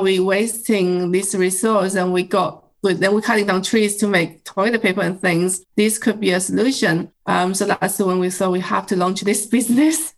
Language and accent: English; China; moved away as an adult; now in United Kingdom; I was growing up in China and kind of um, grow up with bamboo